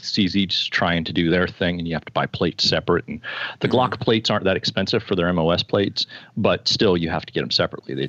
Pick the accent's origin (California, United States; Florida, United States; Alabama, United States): Florida, United States; I was born in Florida